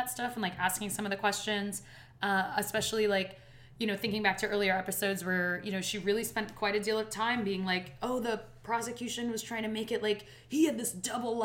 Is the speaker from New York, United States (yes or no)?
yes; New York City, New York, United States; I grew up in Brooklyn, like, in the city.